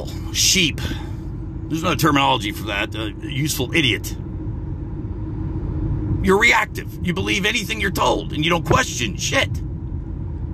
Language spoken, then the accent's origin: English; United States; I'm an American.